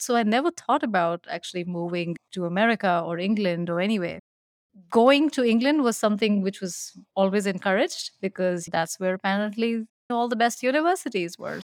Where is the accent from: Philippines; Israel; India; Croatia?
India; New Delhi, Delhi; moved away as an adult; also born or lived in Shimla, Himachal Pradesh, India; now in Edina, United States; I was born in New Delhi in India where I ended up staying in a small town, which was the British capital called Simla